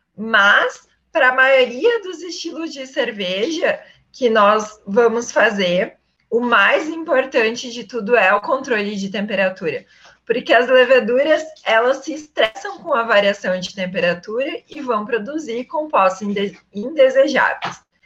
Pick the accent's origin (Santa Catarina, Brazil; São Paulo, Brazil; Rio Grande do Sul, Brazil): Rio Grande do Sul, Brazil; Iraí; moved away as an adult; also born or lived in Ametista do Sul; Eu sou do interior do estado, então, eu nasci em Iraí, minha família é de Ametista do Sul